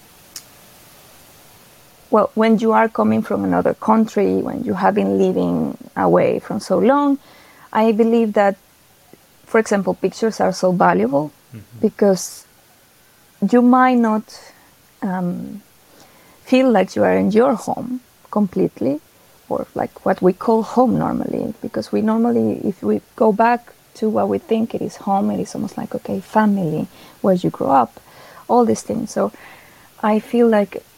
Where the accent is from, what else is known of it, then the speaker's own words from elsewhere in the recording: Venezuela; moved away as an adult; now in Sweden; I am from Venezuela